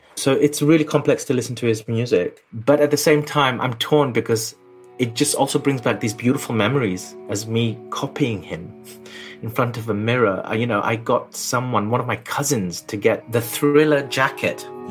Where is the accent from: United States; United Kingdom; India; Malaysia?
United Kingdom; London; I was born in London, but they just lived through a war. It was called East Pakistan, and then it was the war happened, and then it formed Bangladesh in '71. I was born in '74. So I grew up South London